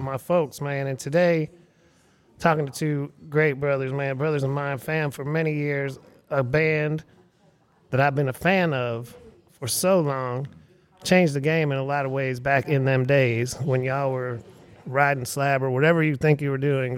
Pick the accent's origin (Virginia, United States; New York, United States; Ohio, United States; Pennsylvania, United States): Pennsylvania, United States; Erie; now in Austin, United States; my hometown is Erie, Pennsylvania.